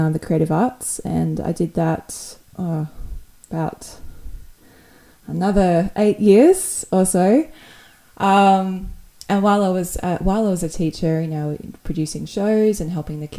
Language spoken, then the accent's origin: English; Perth, Western Australia, Australia; now in Sydney, Australia; I grew up in this sort of a smaller town in Perth in the western side of Australia